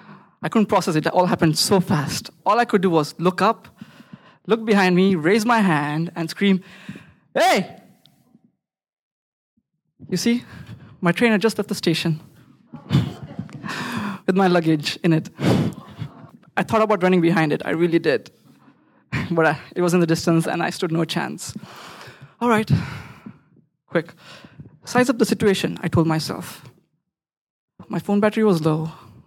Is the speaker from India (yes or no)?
yes; Bangalore, Karnataka, India; I was on a train from Ahmedabad to Bangalore, my hometown, where if you throw a stone, it lands on a software engineer or a startup founder because they're both stuck in traffic.